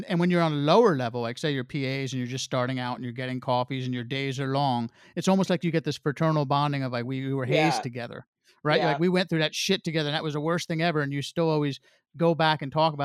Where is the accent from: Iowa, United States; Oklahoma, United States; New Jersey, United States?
New Jersey, United States; moved away as an adult; I grew up in New Jersey, stayed in New Jersey